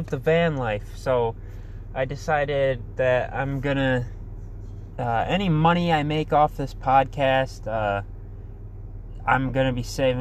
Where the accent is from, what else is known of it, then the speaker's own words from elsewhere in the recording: Muskegon, Michigan, United States; I am from Muskegon, Michigan. I've been born and raised here.